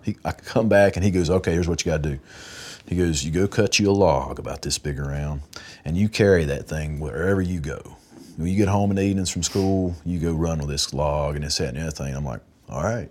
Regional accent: Wilkes County, North Carolina, United States; I'm from Wilkes County, right here

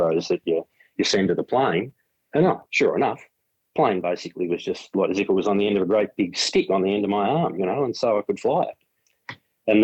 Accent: Melbourne, Victoria, Australia; also born or lived in Fish Creek, Victoria; when I was 13, we moved away from Melbourne

